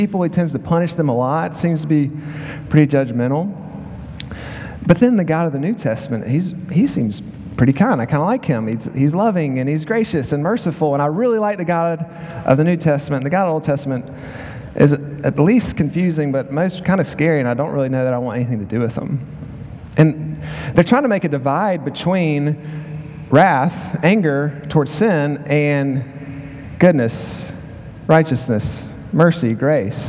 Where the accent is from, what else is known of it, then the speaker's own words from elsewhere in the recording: Macon, Georgia, United States; moved away as an adult; also born or lived in Philadelphia, Pennsylvania / Clarksville, Tennessee; now in Arkansas, United States; I'm from Macon, Georgia